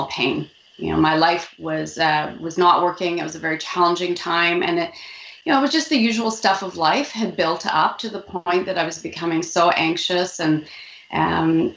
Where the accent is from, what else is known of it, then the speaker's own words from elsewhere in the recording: Vancouver, British Columbia, Canada; I was born in Vancouver, but I'm first generation